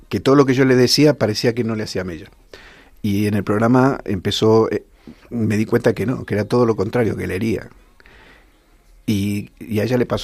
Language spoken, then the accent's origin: Spanish; Rivas-Vaciamadrid, Community of Madrid, Spain; en el coro del de Rivas, nosotros somos de Rivas hacia Madrid